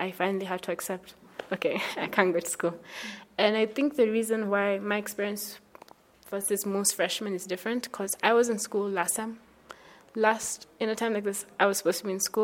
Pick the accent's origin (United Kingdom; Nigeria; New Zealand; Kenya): Kenya; I am from Rocha, Kenya